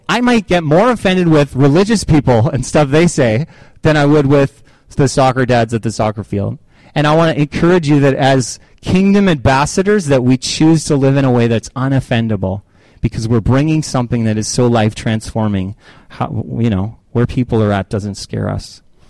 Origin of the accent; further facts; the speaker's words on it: Canada; Oh, well, yeah, I'm from Canada. Eh?